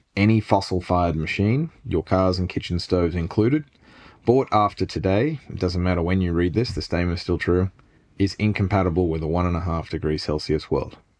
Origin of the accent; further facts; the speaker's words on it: Sydney, New South Wales, Australia; I grew up in Bardwell Park beside a golf course and a nature reserve on a stream that might be called the tributary of Woolite Creek